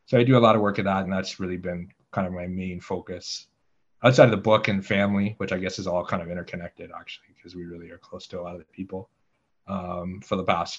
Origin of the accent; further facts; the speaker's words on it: Ottawa, Ontario, Canada; So I was born and I grew up in Ottawa, Canada. But it's a little bit more complex than that. Both my parents were American immigrants to Canada.